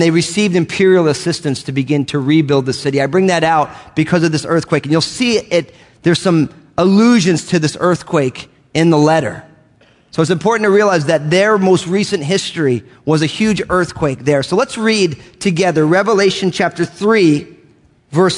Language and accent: English; United States; moved away; I grew up outside of New York